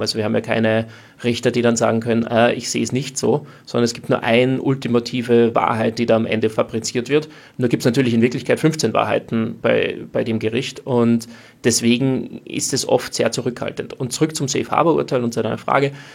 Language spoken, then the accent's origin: German; Austria; als Österreicher kommt man irgendwie aus einem nicht-NATO-neutralen Land